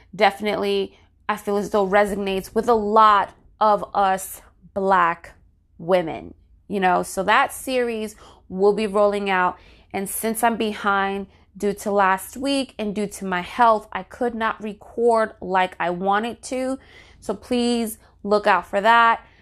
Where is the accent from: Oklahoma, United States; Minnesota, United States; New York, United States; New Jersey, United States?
New Jersey, United States; my home state, New Jersey